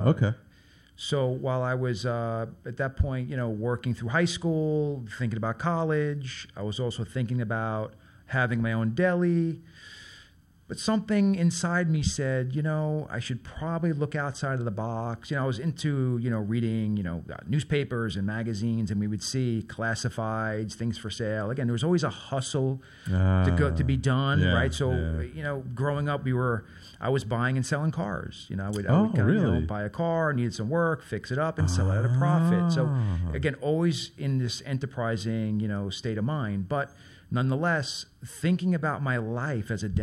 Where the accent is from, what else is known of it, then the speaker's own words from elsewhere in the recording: New York City, New York, United States; growing up in Brooklyn and being in a working-class neighborhood